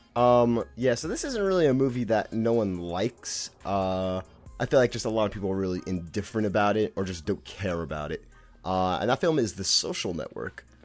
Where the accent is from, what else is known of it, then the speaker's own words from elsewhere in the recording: New York City, New York, United States; accent: Brooklyn; I'm from Brooklyn, if you can tell from my accent